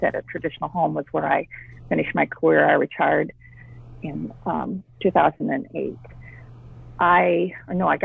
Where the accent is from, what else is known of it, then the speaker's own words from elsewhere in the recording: Des Moines, Iowa, United States; I grew up in Des Moines. Graduated from Hoover High School